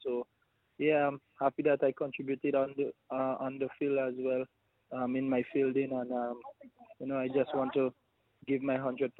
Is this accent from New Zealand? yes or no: yes; New Zealand; now in Australia; Well, I came from New Zealand to Australia, so I had no quarantine.